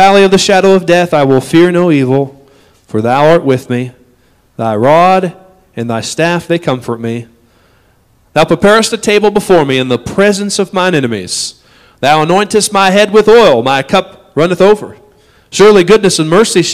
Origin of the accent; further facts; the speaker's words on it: United States; we as an American society